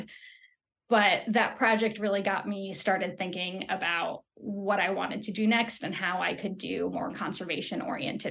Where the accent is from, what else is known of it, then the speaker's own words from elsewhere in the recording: Los Angeles, California, United States; moved away as an adult; also born or lived in Lander, Wyoming; I actually grew up in Southern California in Los Angeles